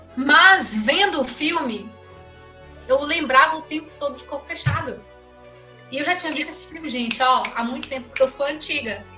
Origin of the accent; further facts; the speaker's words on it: Pedra Azul, Minas Gerais, Brazil; perto de Pedra Azul, onde eu nasci